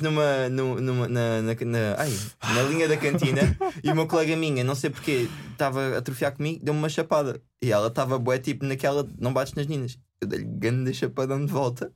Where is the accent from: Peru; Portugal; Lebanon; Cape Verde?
Portugal; Faro, Algarve; eu sou de Faro, pronto. Moro num, numa, numa vivenda